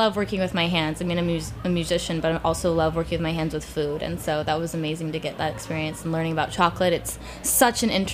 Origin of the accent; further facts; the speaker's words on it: United States; I'm American